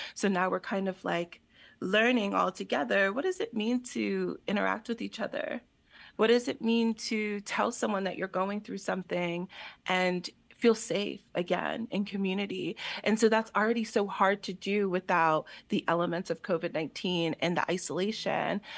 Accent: Allentown, Pennsylvania, United States; I'm born and raised in Allentown, so the city is very important to me

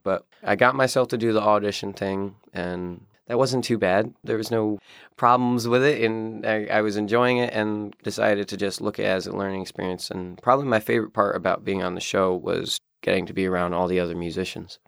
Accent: upstate New York, United States; I'm from upstate New York, and I live in the town of Glen

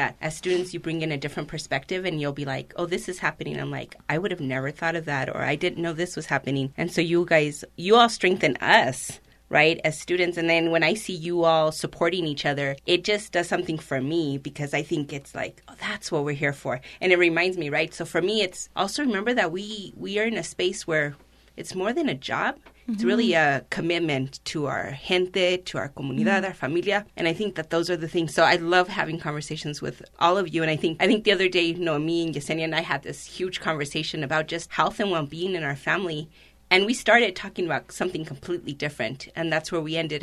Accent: New Mexico, United States; I identify as Nuevo Mexicana, as Mexican American without the dash, right? Without the hyphen, because I really grew up in both cultures.

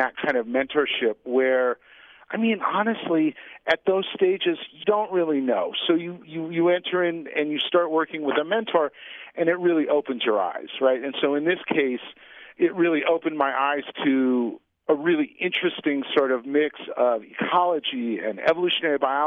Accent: Pacific Northwest, United States; I grew up in the Pacific Northwest

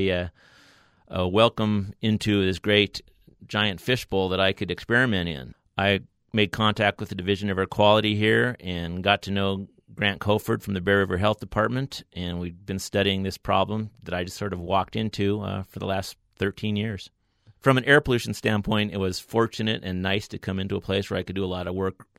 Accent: Great Falls, Montana, United States; also born or lived in Washington; now in Logan, United States; I grew up in the town of Great Falls, which is kind of right in the center of Montana

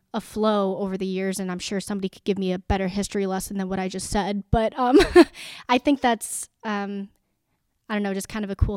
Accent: Rockford, Illinois, United States; I am initially from Rockford, Illinois, so not too far from here in DeKalb

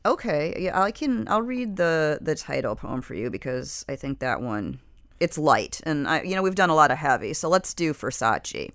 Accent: Michigan, United States; now in South Florida, United States; I come from Michigan, which is a place where people are kind of taught to keep their feelings to themselves

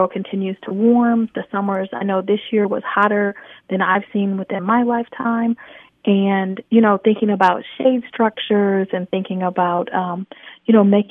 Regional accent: Michigan, United States; now in Atlanta, United States; I grew up in Michigan

